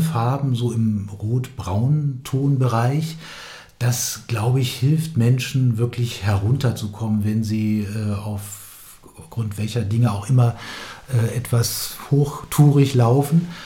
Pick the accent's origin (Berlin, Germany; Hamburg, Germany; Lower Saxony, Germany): Lower Saxony, Germany; Hanover; also born or lived in Hildesheim; ich bin ja in Hannover aufgewachsen, in Hildesheim zwar geboren